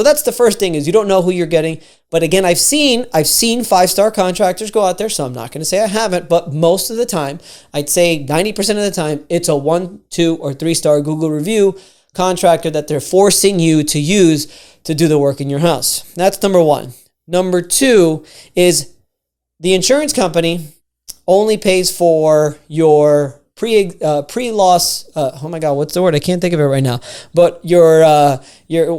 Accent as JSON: {"language": "English", "town": "Miami", "region": "Florida", "country": "United States", "said": "I'm from Miami"}